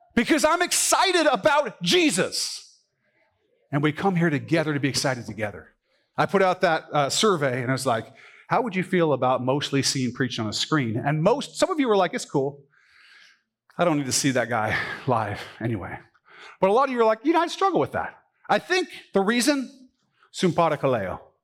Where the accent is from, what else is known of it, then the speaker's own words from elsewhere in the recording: United States; I grew up in the United States of America